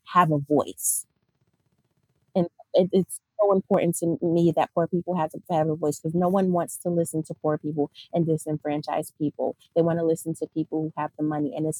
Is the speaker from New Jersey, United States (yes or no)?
yes; Newark, New Jersey, United States; I grew up in North New Jersey